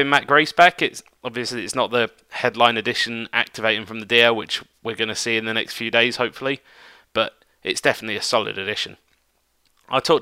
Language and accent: English; United Kingdom; one of my fellow Brits